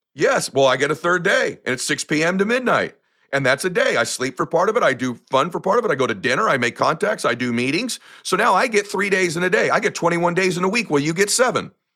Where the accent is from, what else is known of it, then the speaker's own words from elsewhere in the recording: United States; I come from lower middle class America